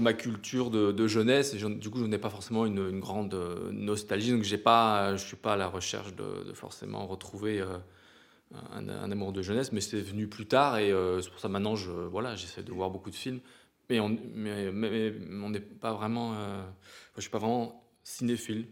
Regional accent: Provence-Alpes-Côte d'Azur, France; on vient des montagnes

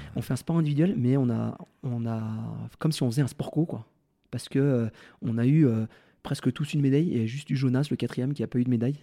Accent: Val Thorens, Auvergne-Rhône-Alpes, France; Valto grâce à là où j'ai grandi

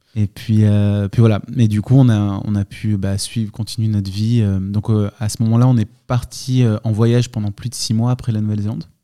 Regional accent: Lançon-Provence, Provence-Alpes-Côte d'Azur, France; also born or lived in Marseille; C'était une enfance assez, assez cool en Provence, dans un petit village

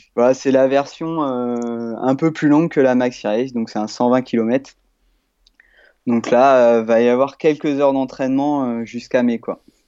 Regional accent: Normandy, France; j'ai 29 ans, je suis normand.

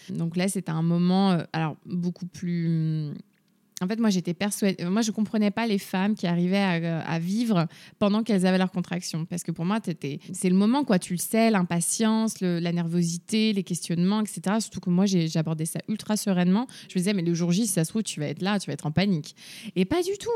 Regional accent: Rennes, Brittany, France; je viens de Rennes, j'ai 29 ans

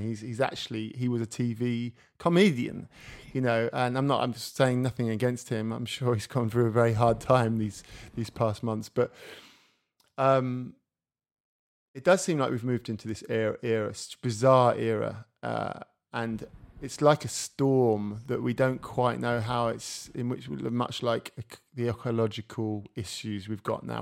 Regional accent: England, United Kingdom; moved away as an adult; now in France; I live in France, I'm English

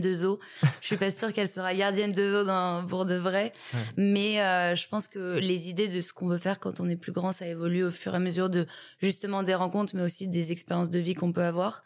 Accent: Paris, Île-de-France, France; je suis née et j'ai grandi à Paris

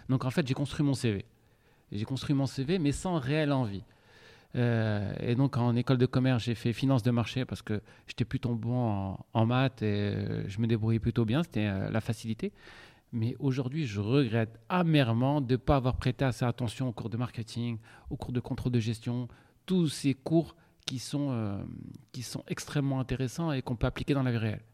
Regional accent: Casablanca, Casablanca-Settat, Morocco; moved away as an adult; also born or lived in Montpellier; j'ai grandi à Casablanca

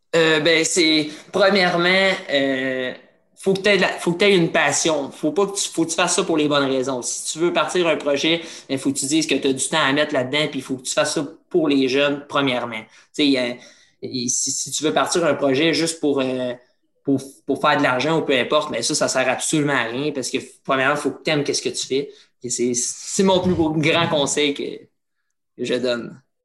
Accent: Trois-Rivières, Quebec, Canada; je suis, de Trois-Rivières. J'ai commencé dans les niveaux mineurs

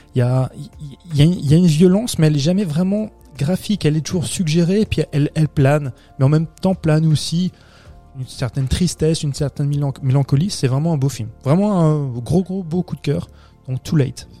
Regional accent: France; chez nous en France

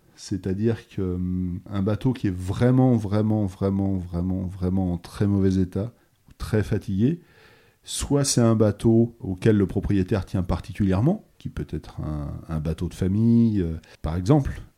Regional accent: Bressuire, Nouvelle-Aquitaine, France; also born or lived in Brest; now in Noirmoutier, France; j'ai grandi à l'intérieur des terres. Je suis originaire de Bressuire dans les Deux-Sèvres

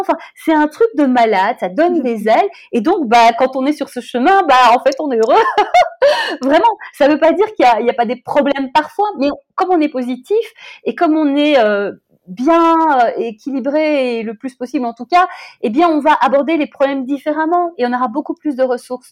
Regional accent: Brussels, Brussels-Capital Region, Belgium; j'ai grandi à Bruxelles

